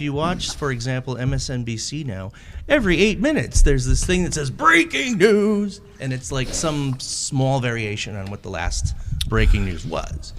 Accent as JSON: {"language": "English", "town": "Buffalo", "region": "New York", "country": "United States", "tie": "born or raised there", "said": "growing up in Buffalo, Irv Weinstein and the Eyewitness News"}